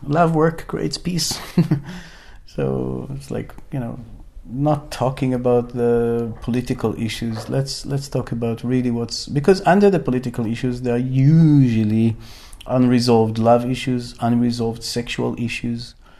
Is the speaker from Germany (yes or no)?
no; Israel; moved away as an adult; I was born in Israel and um, raised there, but today I'm traveling around this beautiful planet